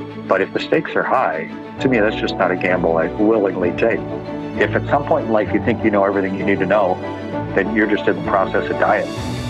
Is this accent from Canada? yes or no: yes; Canada; I was the top test pilot in the U.S. Navy as a Canadian.